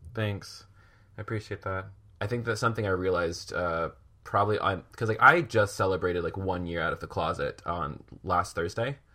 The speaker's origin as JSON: {"language": "English", "town": "Williamsburg", "region": "Virginia", "country": "United States", "tie": "born or raised there", "said": "I grew up in Williamsburg"}